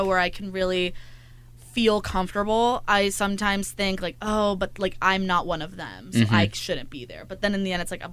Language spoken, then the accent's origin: English; Salinas, California, United States; moved away as an adult; now in Los Angeles, United States; I am from Salinas, California, yes. 4 hours away from here